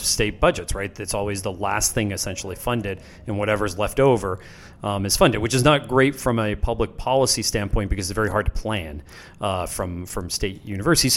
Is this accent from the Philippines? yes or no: no; Pennsylvania, United States; moved away; I grew up in Pennsylvania, the same way around Penn State